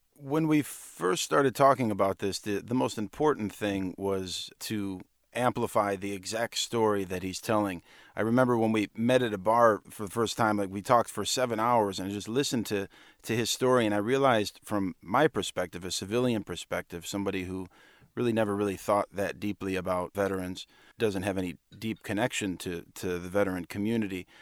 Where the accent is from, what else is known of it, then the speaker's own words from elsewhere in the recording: Cleveland, Ohio, United States; my hometown in Cleveland